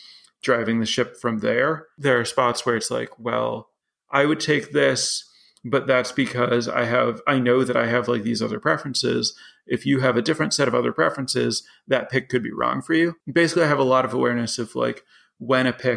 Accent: Chicago, Illinois, United States; moved away as an adult; now in Madison, United States; I grew up in the Chicago area, so about 2 hours from here

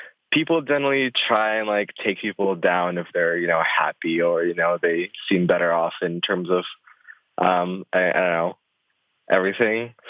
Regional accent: Ukraine; also born or lived in Russia; now in United States; And then at about, like, 5-6 age range, I moved to Ukraine because my mother is Ukrainian and my father is Russian

